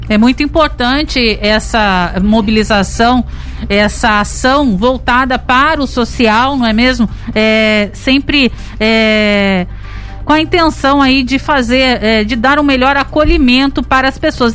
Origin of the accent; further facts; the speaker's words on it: Caçapava, São Paulo, Brazil; eu nasci em Caçapava, mas infelizmente não fui registrada aí. Fui registrada em Aparecida.